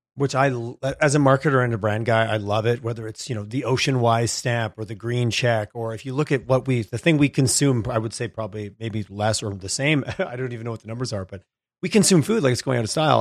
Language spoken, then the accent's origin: English; Quebec, Canada; moved away; I grew up in Quebec